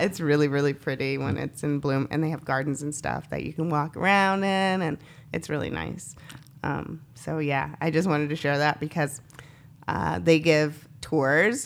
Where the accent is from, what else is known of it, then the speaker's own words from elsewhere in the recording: Northampton, Massachusetts, United States; growing up in Northampton